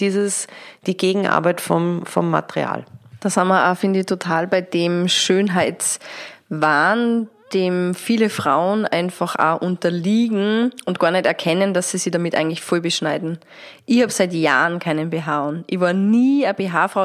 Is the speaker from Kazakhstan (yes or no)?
no; Austria; da, wo wir daheim sind, Österreich